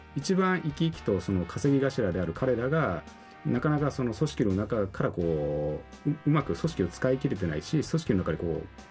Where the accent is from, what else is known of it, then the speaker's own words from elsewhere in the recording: Tokyo, Japan; moved away as an adult; now in Okinawa, Japan; 東京生まれ育ちですけど向こうも見てきて沖縄も見てきた